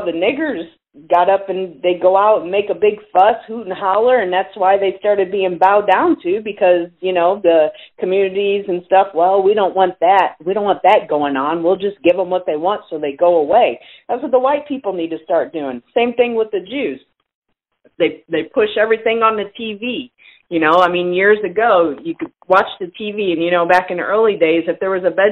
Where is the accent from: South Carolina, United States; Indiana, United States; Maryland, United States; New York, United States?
Indiana, United States; moved away; I'm originally from Indiana